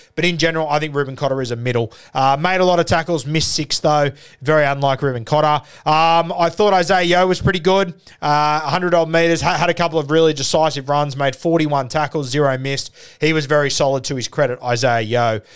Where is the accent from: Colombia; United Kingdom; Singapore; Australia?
Australia; as an Aussie